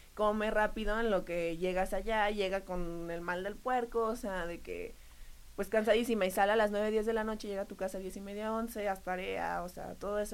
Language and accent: Spanish; Jalisco, Mexico; moved away; also born or lived in Querétaro; era parte de la selección de mi estado, vengo de Jalisco.